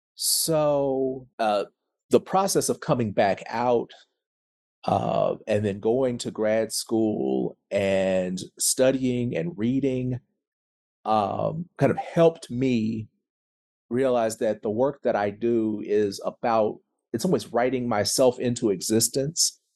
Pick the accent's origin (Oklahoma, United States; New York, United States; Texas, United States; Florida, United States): Oklahoma, United States; Tulsa; I am from Tulsa, Oklahoma